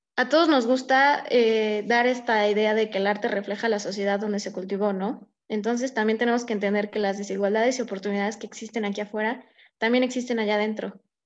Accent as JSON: {"language": "Spanish", "country": "Mexico", "said": "como mexicanos"}